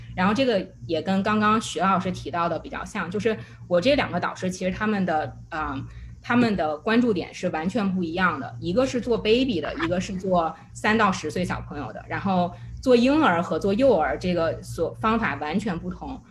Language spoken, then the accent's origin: Chinese; China; moved away; 我又不想丢掉我中国人的 identity